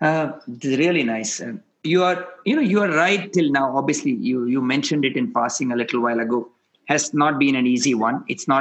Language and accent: English; India; I'm an Indian